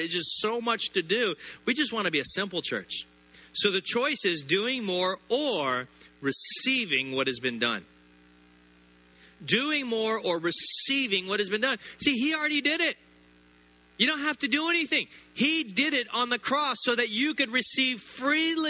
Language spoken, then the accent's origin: English; the South, United States; I grew up in the South, Southern Baptist